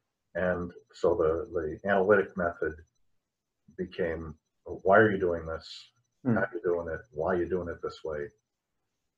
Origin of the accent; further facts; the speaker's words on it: Virginia, United States; I grew up in Virginia.